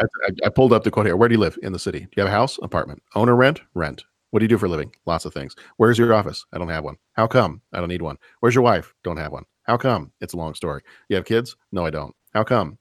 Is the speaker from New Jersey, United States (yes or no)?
no; Lake Forest, Illinois, United States; in my hometown, the town that I live in right now